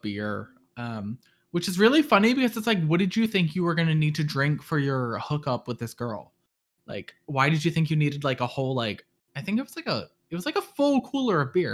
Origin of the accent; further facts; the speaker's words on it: near Chesterfield, East Midlands, United Kingdom; my hometown, maybe? Um, which is right next to Chesterfield